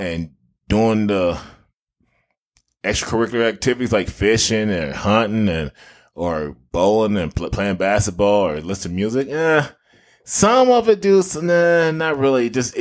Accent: Indiana, United States; now in Nebraska, United States; growing up in Indiana

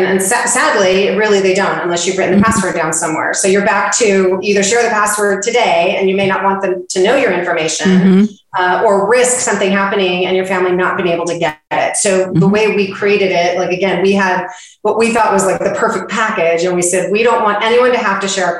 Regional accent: West Coast, United States; now in Texas, United States; I'm from the West Coast

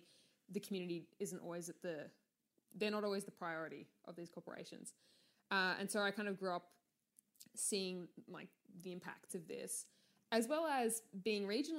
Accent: Latrobe Valley, Victoria, Australia; now in Melbourne, Australia; I grew up in Latrobe Valley, which is the state's kind of coal area

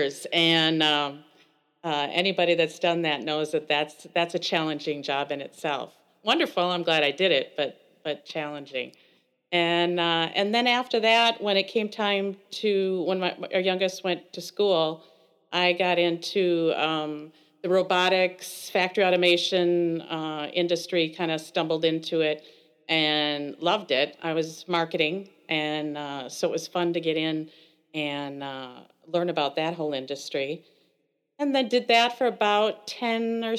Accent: Elkhorn, Wisconsin, United States; I grew up in Elkhorn, Wisconsin

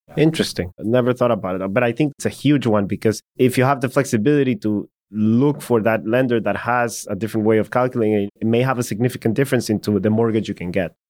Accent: El Salvador; moved away; I'm from El Salvador

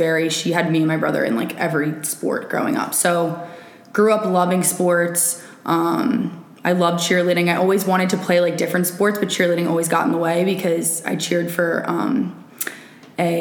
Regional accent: Newark, Delaware, United States; moved away as an adult; also born or lived in West Virginia; now in Arizona, United States; I'm from Newark, Delaware, born and raised.

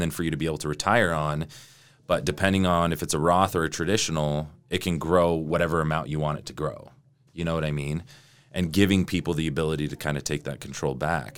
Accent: Sandy, Utah, United States; also born or lived in Salt Lake City, Utah; I'm from, I'm from Utah. I'm from Salt Lake. I grew up in Sandy

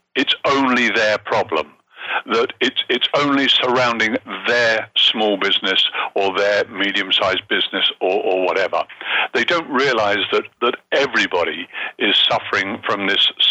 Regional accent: Hertfordshire, East of England, United Kingdom; moved away as an adult; also born or lived in Montreal, Canada / Bahamas / Monte Carlo / Guernsey; now in Toronto, Canada; if you go back far enough, you'll find that I actually come from Hertfordshire

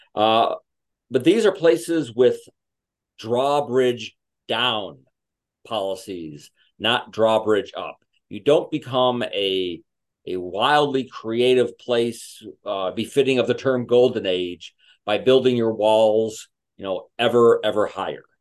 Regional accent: Chicago, Illinois, United States; I'm from Chicago.

